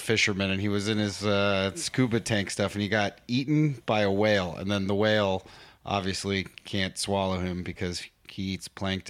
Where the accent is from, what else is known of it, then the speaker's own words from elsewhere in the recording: San Diego, California, United States; also born or lived in Los Angeles, California / Mexico; now in New York, United States; I come from San Diego, California